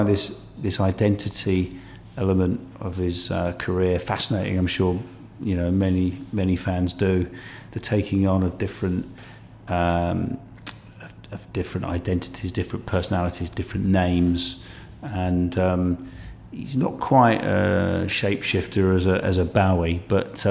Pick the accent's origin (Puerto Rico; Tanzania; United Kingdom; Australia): United Kingdom; coming from the South myself